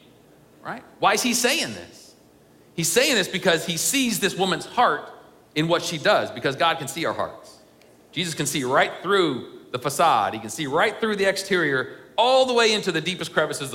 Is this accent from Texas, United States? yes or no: no; Ohio, United States; moved away; my home church that I grew up in Ohio